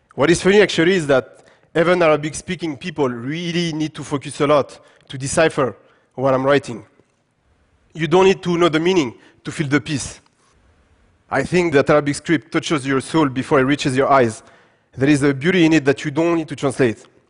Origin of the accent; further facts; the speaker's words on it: Paris, Île-de-France, France; English is a second language; also born or lived in Gabes, Tunisia; I was born and raised in France, in Paris